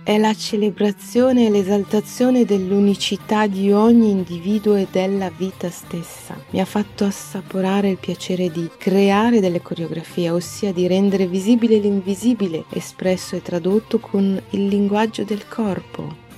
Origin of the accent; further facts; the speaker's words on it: Alexandria, Alexandria Governorate, Egypt; moved away; also born or lived in Brazil; Sono nata ad Alessandria, ad Egitto